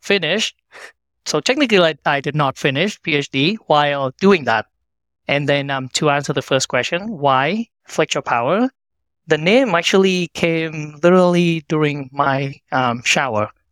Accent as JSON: {"language": "English", "country": "Vietnam", "tie": "born or raised there", "moved": "as an adult", "lives_now": "United States", "said": "I was born and raised in Vietnam"}